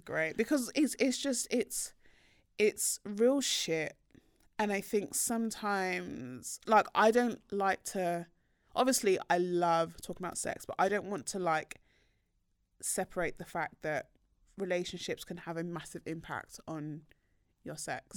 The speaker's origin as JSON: {"language": "English", "country": "Nigeria", "said": "I am Nigerian"}